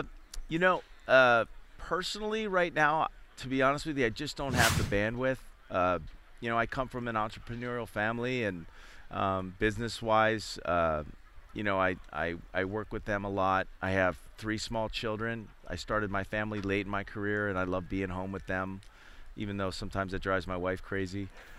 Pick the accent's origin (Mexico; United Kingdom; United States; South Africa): United States; Philadelphia, Pennsylvania; I grew up in Philadelphia